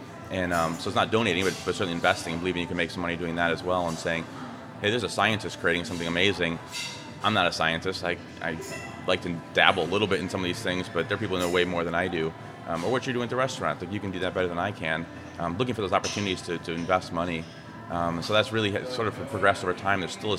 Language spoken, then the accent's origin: English; Midwest, United States; I grew up in the Midwest, eating meat, just what we did.